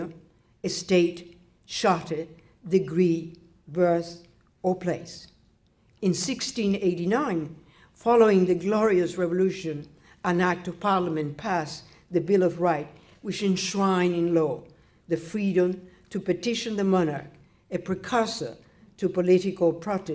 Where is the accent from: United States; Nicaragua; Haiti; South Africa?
Nicaragua; moved away; I was born in Nicaragua.